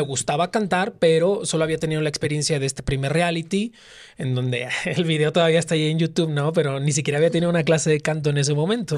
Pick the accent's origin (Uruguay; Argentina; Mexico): Mexico; Tampico, Tamaulipas; moved away as an adult; now in Mexico City, Mexico; yo soy de Tampico, Tamaulipas